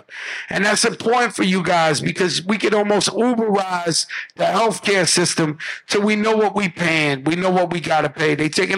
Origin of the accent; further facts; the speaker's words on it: Bronx, New York, United States; Yeah, I'm from the Bronx where the shit invented.